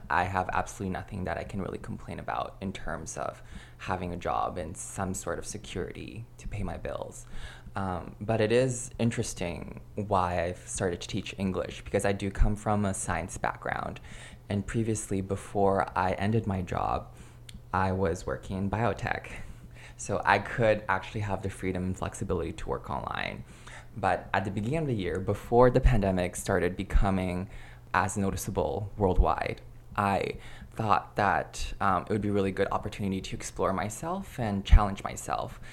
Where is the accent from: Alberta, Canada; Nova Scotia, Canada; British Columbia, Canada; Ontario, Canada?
Alberta, Canada; moved away as an adult; now in Quebec, Canada; Growing up in Canada, it's technically bilingual, but Alberta's a pretty monolingual province.